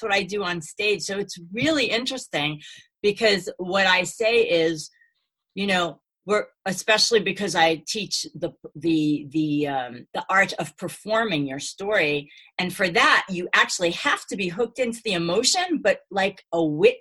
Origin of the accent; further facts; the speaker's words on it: New York City, New York, United States; So I grew up in Brooklyn with a Jewish wannabe Italian father